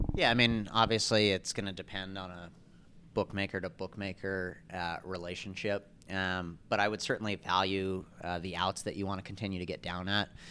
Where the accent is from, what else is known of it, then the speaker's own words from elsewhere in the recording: East Coast, United States; I grew up on the East Coast